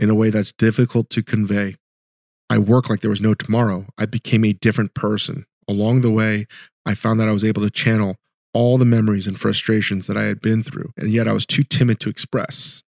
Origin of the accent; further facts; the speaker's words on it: Virginia, United States; I'm a Korean American. I grew up in Virginia.